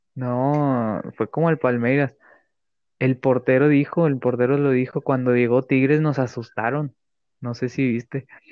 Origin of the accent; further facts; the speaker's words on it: Mexico; yo como mexicano